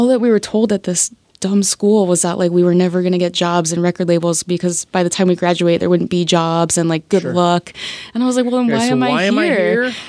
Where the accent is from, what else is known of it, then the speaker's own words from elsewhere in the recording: Tampa, Florida, United States; At the big football stadium in Tampa. I grew up